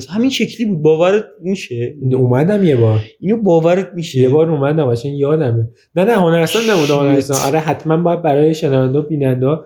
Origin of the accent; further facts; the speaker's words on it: Iran; من همه ترکا رو دوست دارم نه من خودم ترکم اینجا من